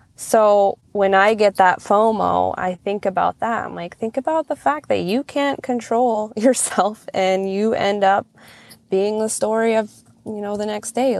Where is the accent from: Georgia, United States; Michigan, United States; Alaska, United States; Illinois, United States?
Alaska, United States; Nelson Lagoon; now in Cold Bay, United States; I am originally from Nelson Lagoon, Alaska. It is out on the Alaska Peninsula